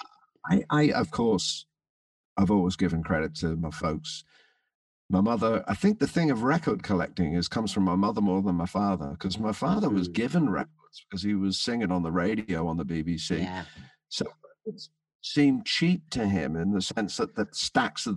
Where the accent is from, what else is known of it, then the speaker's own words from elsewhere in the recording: London, United Kingdom; also born or lived in Birkenhead / Merseyside; I was christened in Birkenhead, but I was born in London. So I spent all my, most of my school holidays on Merseyside